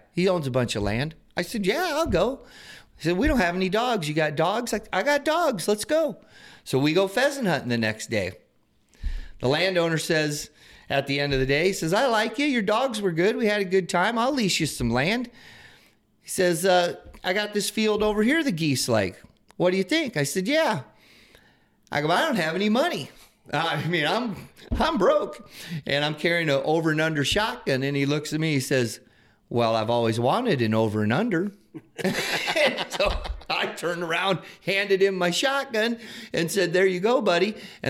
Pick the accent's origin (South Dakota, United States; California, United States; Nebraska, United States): South Dakota, United States; Sioux Falls; born there; Okay, so Michael's my stepdad. And I was born in Sioux Falls.